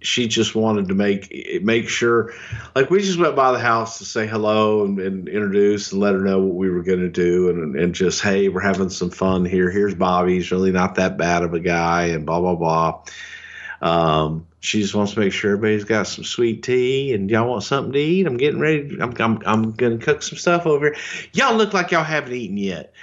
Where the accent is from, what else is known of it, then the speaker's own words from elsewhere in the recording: Texas, United States; I'm a goddamn Texan. I'm as Southern as it fucking gets.